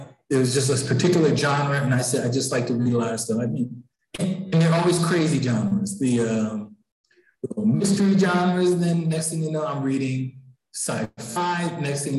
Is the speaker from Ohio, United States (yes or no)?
no; Philadelphia, Pennsylvania, United States; I grew up in Philadelphia, and the library system here, there's branches all over the city